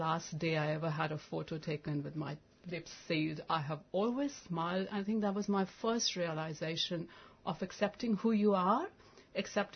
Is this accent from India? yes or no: yes; India; a country like India that I come from